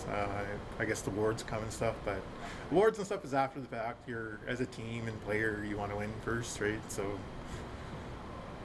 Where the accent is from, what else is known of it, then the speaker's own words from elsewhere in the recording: Prince Rupert, British Columbia, Canada; I was born and raised in Prince Rupert